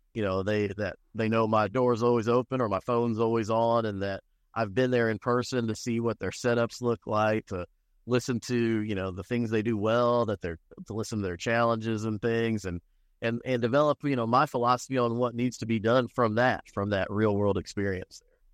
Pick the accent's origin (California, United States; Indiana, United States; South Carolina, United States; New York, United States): Indiana, United States; Indianapolis; also born or lived in Michigan City, Indiana / Lake County, Indiana / Bloomington, Indiana / Muncie, Indiana; now in Borden, United States; I grew up on the east side of Indianapolis